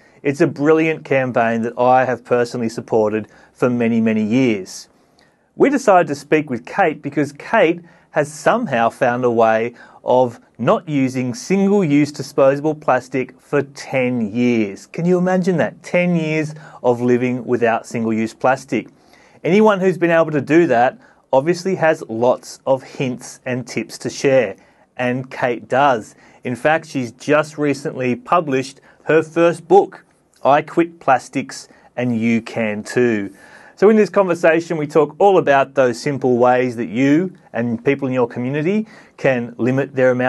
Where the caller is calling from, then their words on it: Sydney, New South Wales, Australia; I'm tuning in from Cammeraygal country in Sydney